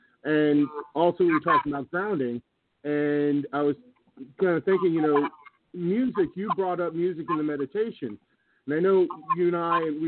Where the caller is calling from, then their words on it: Iowa, United States; up in Iowa.